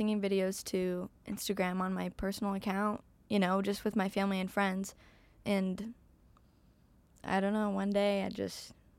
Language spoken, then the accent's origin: English; Arizona, United States; I am from Arizona.